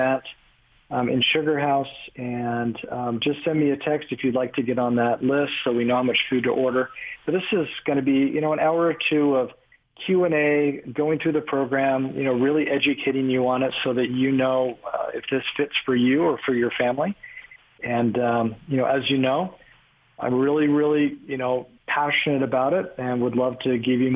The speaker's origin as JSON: {"language": "English", "region": "California", "country": "United States", "tie": "born or raised there", "said": "I grew up in California, with Gordon"}